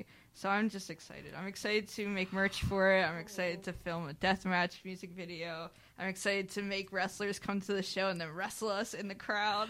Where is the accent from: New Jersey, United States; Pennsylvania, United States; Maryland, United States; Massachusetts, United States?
New Jersey, United States; I'm from New Jersey